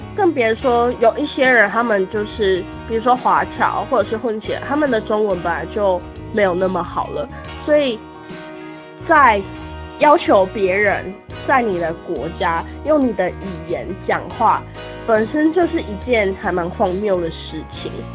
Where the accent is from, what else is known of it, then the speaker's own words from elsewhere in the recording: Taiwan; 我是台湾人